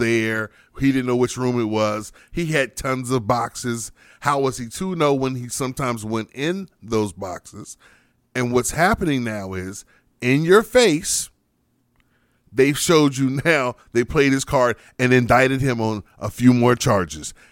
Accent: United States; as proud as I am as an American, mm-hmm. as much as I love my country

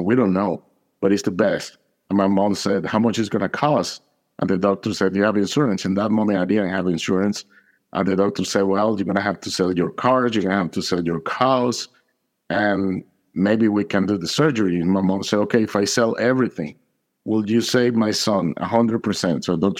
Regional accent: Caracas, Capital District, Venezuela; now in United States; I'm from Caracas, Venezuela. I moved to the States more than 25 years ago. I was raised in a Catholic family.

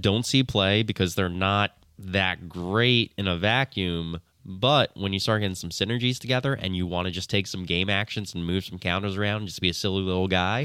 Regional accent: New Jersey, United States; I'm from New Jersey. I am blameless on any pronunciation.

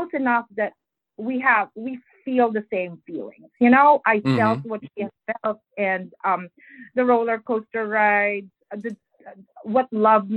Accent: Philippines; English is a second language; moved away; I grew up in the Philippines and English is not my first language

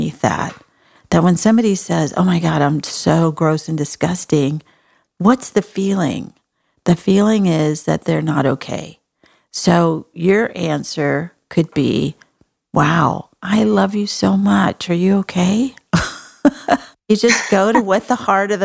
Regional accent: Texas, United States; I'm from Texas.

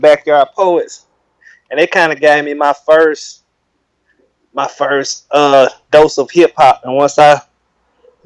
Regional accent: Rome, Georgia, United States; moved away as an adult; now in Atlanta, United States; I'm from Rome, Georgia originally, but I'm residing in Atlanta for like 20 years

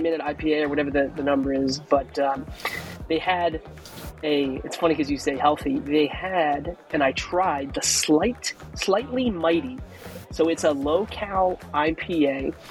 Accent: Maryland/Delaware Eastern Shore, Delmarva Peninsula, United States; I grew up on this on the Maryland Delaware Eastern Shore ish

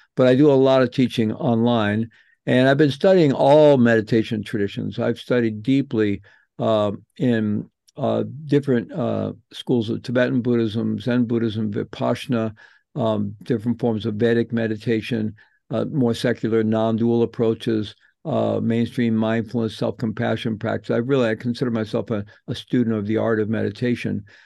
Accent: St. Louis, Missouri, United States; I grew up in Saint Louis

